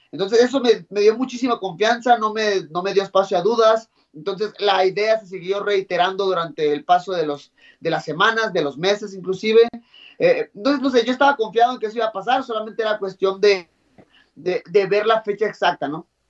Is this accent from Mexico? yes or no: yes; Mexico; yo como mexicano